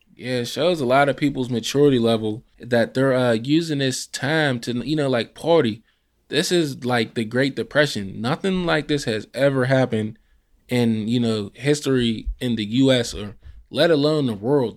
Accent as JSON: {"language": "English", "town": "Pittsburgh", "region": "Pennsylvania", "country": "United States", "said": "I'm also from the same area"}